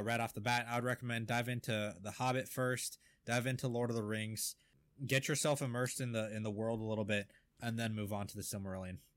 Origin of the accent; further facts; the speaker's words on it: Pacific Northwest, United States; we are from the Pacific Northwest area